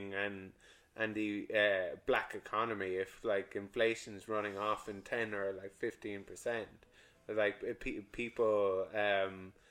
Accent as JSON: {"language": "English", "country": "Ireland", "said": "we're Irish"}